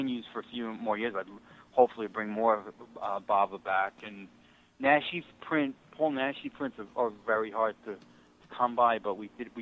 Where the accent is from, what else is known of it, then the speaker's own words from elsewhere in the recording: New York, United States; I grew up in New York